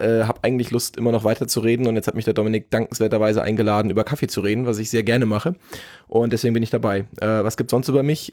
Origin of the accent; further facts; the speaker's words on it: Germany; ich bin Deutscher